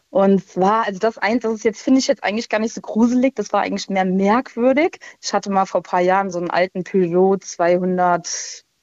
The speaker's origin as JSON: {"language": "German", "region": "Rhineland-Palatinate", "country": "Germany", "moved": "yes", "said": "Äh, aus der Ecke von Koblenz."}